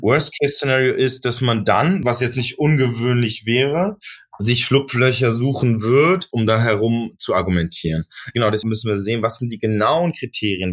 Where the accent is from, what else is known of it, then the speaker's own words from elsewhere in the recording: Berlin, Germany; Ich bin ja in Neukölln groß geworden